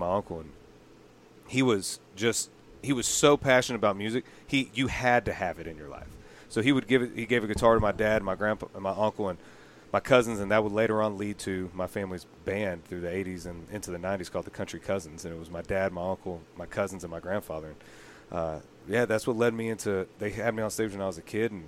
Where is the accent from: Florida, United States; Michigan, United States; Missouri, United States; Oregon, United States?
Florida, United States; Eustis; I grew up in a town called Eustis, Florida, in Lake County